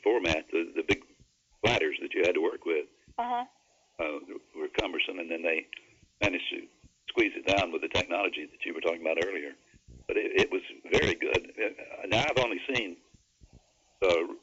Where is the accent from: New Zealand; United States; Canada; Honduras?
United States; Dalton; in my hometown there in Dalton